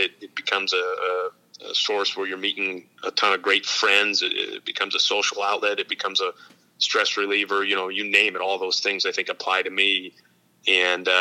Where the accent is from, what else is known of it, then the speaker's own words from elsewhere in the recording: Green Bay, Wisconsin, United States; now in Minnesota, United States; I'm from Green Bay, Wisconsin originally